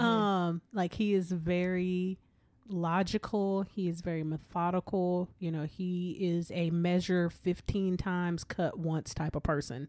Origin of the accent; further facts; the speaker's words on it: Killeen, Texas, United States; I grew up in Killeen, Texas, uh, slash Fort Hood